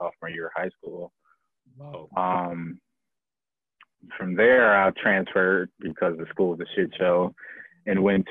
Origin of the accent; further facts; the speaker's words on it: Milwaukee, Wisconsin, United States; also born or lived in Kenosha, Wisconsin; I was born in Kenosha. But the way my history and my past is set up, I was adopted. So really, like, I like to say born and raised in Milwaukee